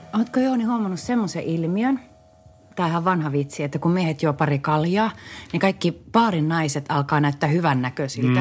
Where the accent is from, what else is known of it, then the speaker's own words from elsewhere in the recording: Varkaus, North Savo, Finland; Meillä Varkaudessa